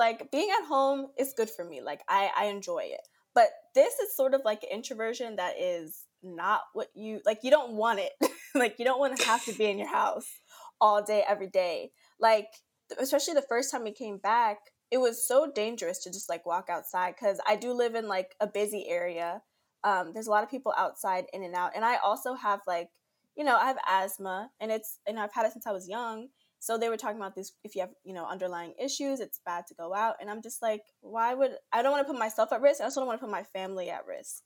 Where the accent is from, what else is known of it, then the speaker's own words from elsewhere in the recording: Brooklyn, New York, United States; from Brooklyn, New York, born and raised here all my life